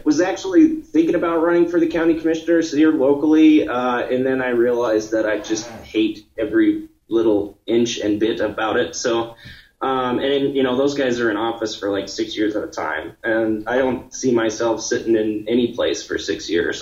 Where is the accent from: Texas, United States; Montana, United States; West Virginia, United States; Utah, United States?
Montana, United States; my home state